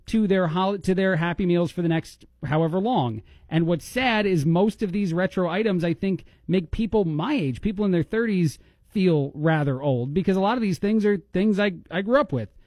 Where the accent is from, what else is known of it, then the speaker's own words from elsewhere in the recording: East Coast, United States; I'm from the East Coast and I'm an Italian, Blake.